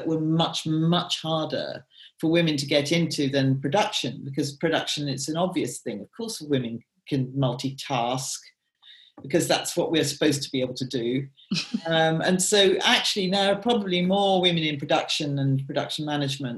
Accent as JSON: {"language": "English", "town": "Peebles", "region": "Scotland", "country": "United Kingdom", "said": "I actually do come from Scotland. I come from Peebles"}